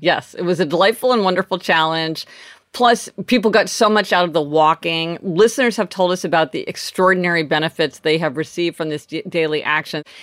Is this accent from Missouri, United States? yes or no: yes; Kansas City, Missouri, United States; moved away as an adult; now in New York City, United States; today I am in my hometown of Kansas City with my family